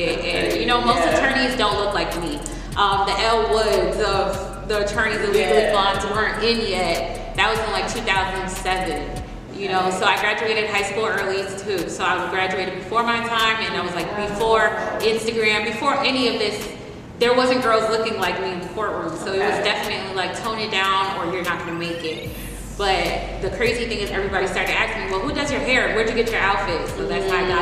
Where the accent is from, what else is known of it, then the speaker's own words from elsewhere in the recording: Miami, Florida, United States; now in Atlanta, United States; I'm originally from Miami.